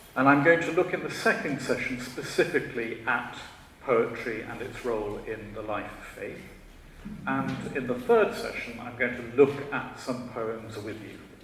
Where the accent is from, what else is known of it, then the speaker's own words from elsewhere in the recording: Shropshire, West Midlands, United Kingdom; I was born in Shropshire. I'm a Shropshire lad.